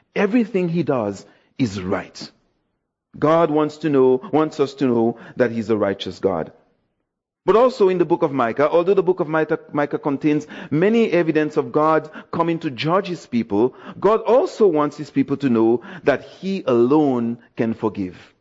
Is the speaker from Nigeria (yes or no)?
no; Dominica; now in Toronto, Canada; I'm from Dominica, West Indies, so Yes, my island was represented